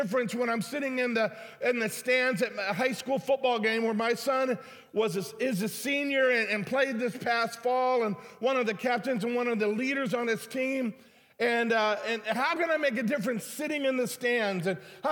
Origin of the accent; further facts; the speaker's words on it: Detroit, Michigan, United States; moved away as an adult; now in St. Louis, United States; I was from Detroit